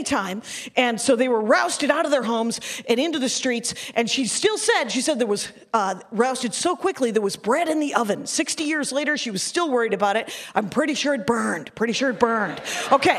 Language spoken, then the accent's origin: English; Wisconsin, United States; I'm from Wisconsin.